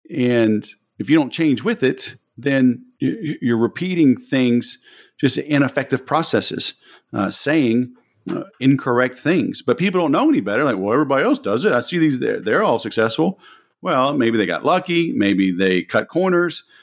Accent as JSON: {"language": "English", "town": "Baton Rouge", "region": "Louisiana", "country": "United States", "tie": "born or raised there", "also_born_or_lived": "Biloxi, Mississippi / Mobile, Alabama", "moved": "as an adult", "said": "I grew up in Baton Rouge originally"}